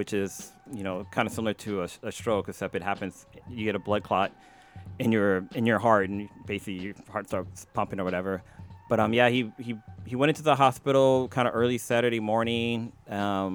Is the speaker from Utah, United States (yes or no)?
no; East Palo Alto, California, United States; we grew up in East Palo Alto.